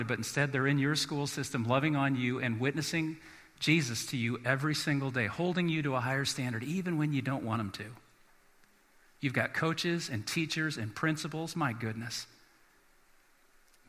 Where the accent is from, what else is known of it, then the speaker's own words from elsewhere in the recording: South Bend, Indiana, United States; moved away; I'm from South Bend, Indiana. We get lake effect snow